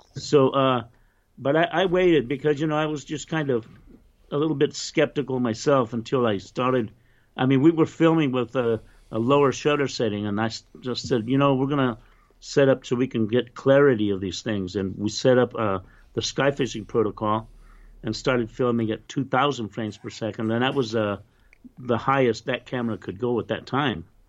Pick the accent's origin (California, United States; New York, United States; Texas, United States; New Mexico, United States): New Mexico, United States; Roswell; also born or lived in Loving, New Mexico; I grew up in Roswell, New Mexico